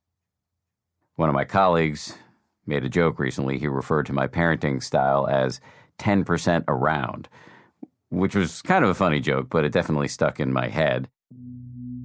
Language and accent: English; Boston, Massachusetts, United States; moved away; I grew up in Boston, and my parents are still there